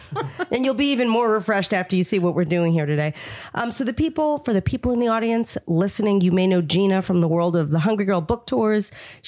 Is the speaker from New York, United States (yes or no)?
yes; New York, United States; And I'm a New Yorker